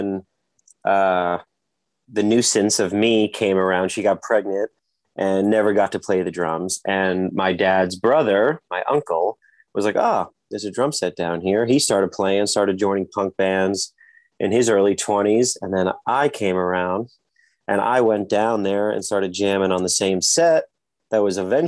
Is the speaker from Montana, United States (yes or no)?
no; New Jersey Shore, United States; also born or lived in Brooklyn, New York; I was born in Brooklyn, New York, and then my parents moved to New Jersey, raised in New Jersey on the shore